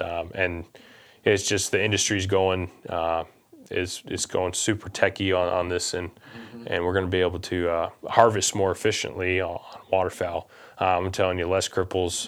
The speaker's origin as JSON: {"language": "English", "region": "Missouri", "country": "United States", "said": "we're from Missouri"}